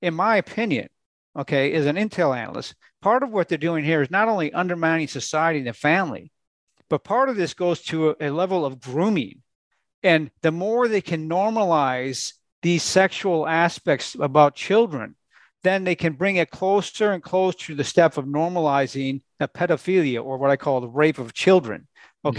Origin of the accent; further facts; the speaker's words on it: Minnesota, United States; I grew up in Minnesota